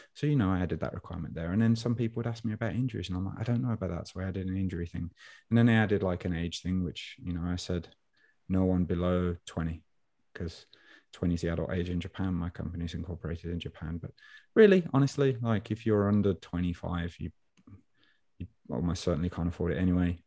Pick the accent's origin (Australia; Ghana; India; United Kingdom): United Kingdom; Birmingham, West Midlands; accent: Brummy; Brummy guy. Brummy meaning I'm from Birmingham, New England